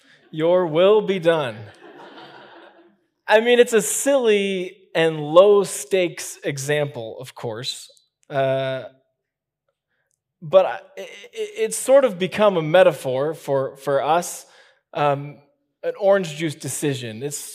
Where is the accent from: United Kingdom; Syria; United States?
United States; Midwest; I grew up in the Midwest, and this is just kind of how we did it.